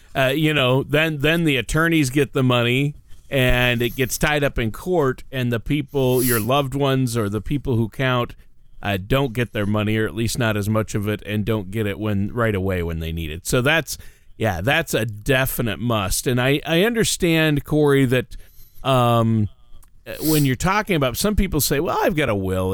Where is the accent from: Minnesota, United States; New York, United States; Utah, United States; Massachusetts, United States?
Minnesota, United States; moved away; I'm from Minnesota